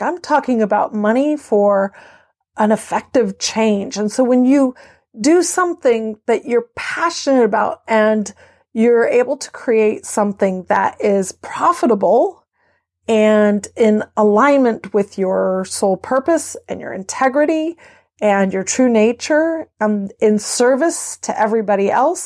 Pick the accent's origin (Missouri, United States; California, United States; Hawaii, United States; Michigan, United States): California, United States; moved away as an adult; also born or lived in Belgium; now in Maryland, United States; I am native Californian